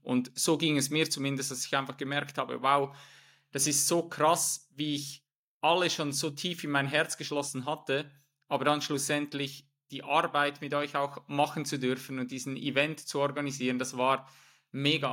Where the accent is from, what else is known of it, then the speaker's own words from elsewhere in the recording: Switzerland; moved away as an adult; Ich komme ursprünglich aus der Schweiz